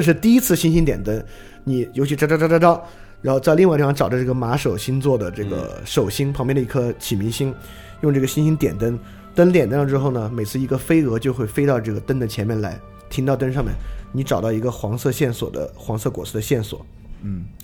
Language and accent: Chinese; China; 我们中国人